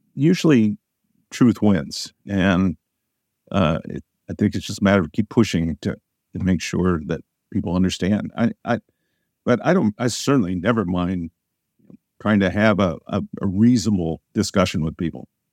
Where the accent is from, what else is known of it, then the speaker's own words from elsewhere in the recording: Southern Illinois, United States; I grew up in Southern Illinois on a farm.